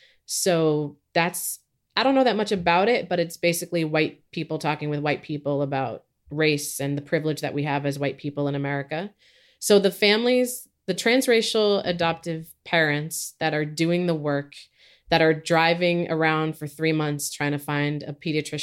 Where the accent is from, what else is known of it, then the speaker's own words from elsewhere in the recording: California, United States; also born or lived in Philippines / New Zealand; I am Filipino. I was born in the Philippines. I grew up in both New Zealand and California.